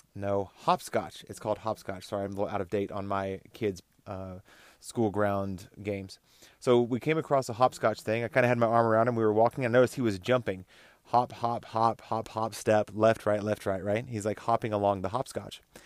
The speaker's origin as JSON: {"language": "English", "region": "Texas", "country": "United States", "tie": "born or raised there", "also_born_or_lived": "Oklahoma, United States", "moved": "yes", "lives_now": "Colorado, United States", "said": "I grew up in Texas and Oklahoma"}